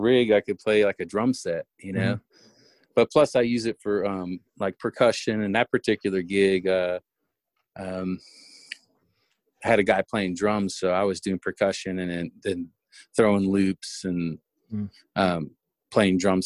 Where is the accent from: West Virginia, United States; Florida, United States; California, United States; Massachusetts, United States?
Florida, United States; Miami; moved away as an adult; I was born and raised in Miami